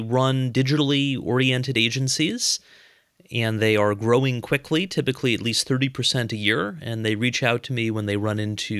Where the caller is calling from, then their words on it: Raleigh, North Carolina, United States; I am in Raleigh, North Carolina.